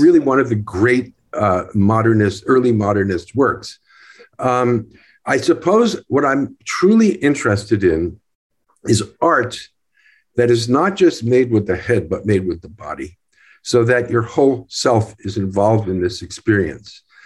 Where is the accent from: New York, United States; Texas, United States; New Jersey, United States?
New Jersey, United States; Newark; I was born in Newark, New Jersey.